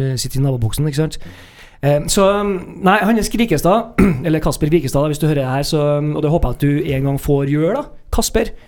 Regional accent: Trøndelag, Norway; sitter jo her som trøndere

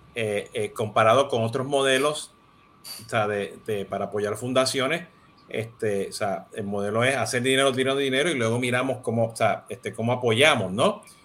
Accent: Puerto Rico; now in Miami, United States; siendo puertorriqueño y, y asirio dominicano

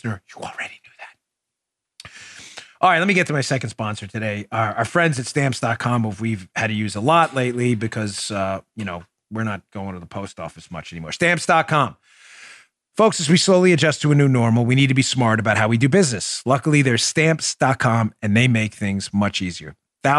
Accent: New York, United States; moved away; I come from New York

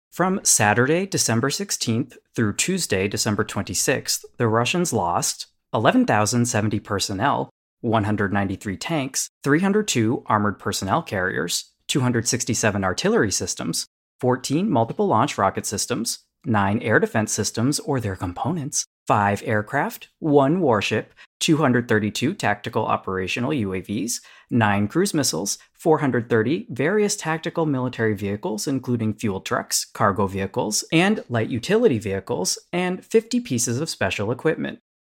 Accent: United States; as an American

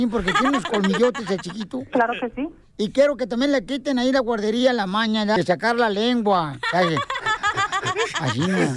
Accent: León, Guanajuato, Mexico; moved away; Yo soy originario de acá de León, Guanajuato, carnal.

